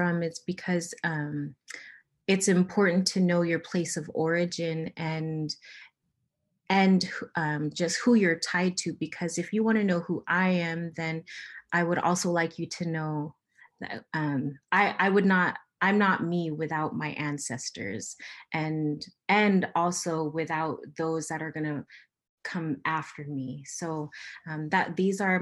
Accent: Kiana, Alaska, United States; also born or lived in Marshall Islands; now in Anchorage, United States; the village I'm from is called Gutyak, which means a place where three rivers meet. But I live in Anchorage, Alaska

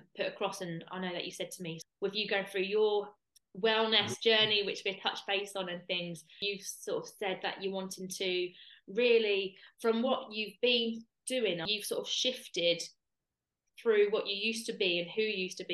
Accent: Kent, South East England, United Kingdom; moved away; I'm from Kent originally.

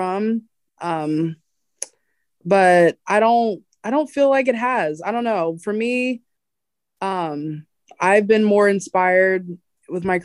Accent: Cincinnati, Ohio, United States; also born or lived in Pittsburgh, Pennsylvania; my parents moved to Cincinnati, and that's where I've been raised

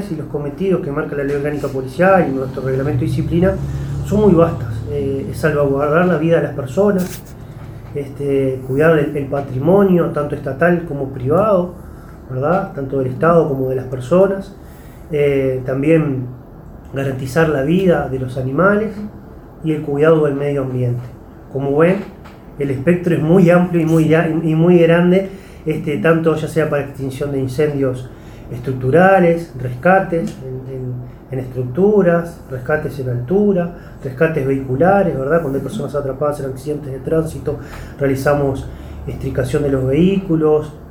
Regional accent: Tala, Canelones, Uruguay; él, era sargento en, la ciudad de Tala, Canelones, de donde soy oriundo.

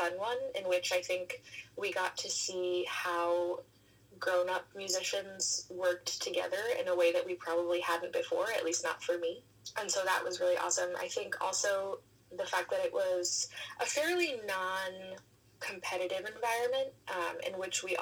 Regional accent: New York, United States; now in Boston, United States; I am a soprano from New York

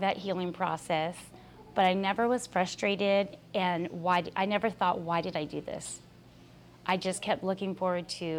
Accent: Highland, California, United States; I'm from Highland, California.

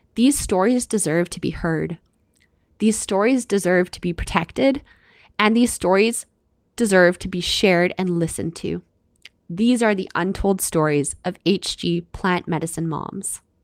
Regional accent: Canada; I'm your Canadian host

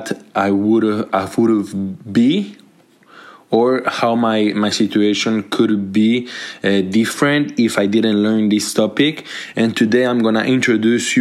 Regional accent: Colombia; now in Montreal, Canada; I'm from Colombia. I'm a Colombian immigrant

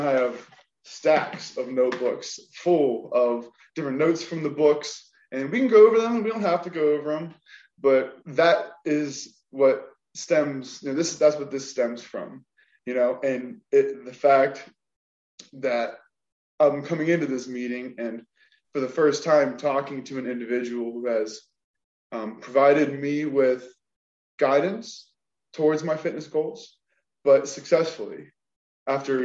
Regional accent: Wheeling, West Virginia, United States; I come from Wheeling, West Virginia

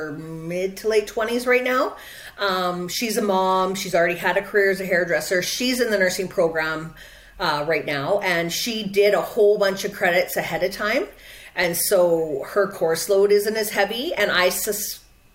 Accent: Quesnel, British Columbia, Canada; also born or lived in Vancouver; now in Prince George, Canada; the university in Prince George, where I live now, so it's an hour away from my hometown, which is Quesnel

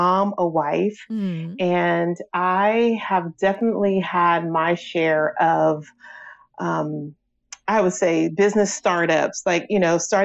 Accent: Pasadena, California, United States; also born or lived in Rancho Cucamonga, California; I am originally from Pasadena, California, which is 12 miles north of Los Angeles, California

